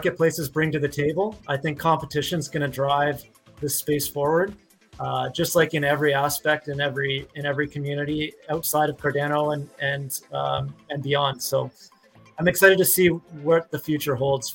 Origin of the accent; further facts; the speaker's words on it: Canada; accent: Canadian; my Canadian accent